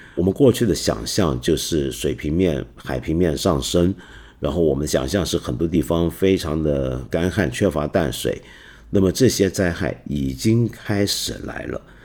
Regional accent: China; 我们中国人

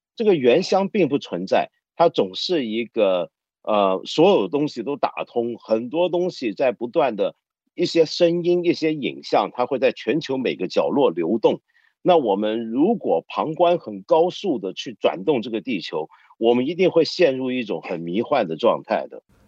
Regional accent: Hong Kong; 我作为一个香港人

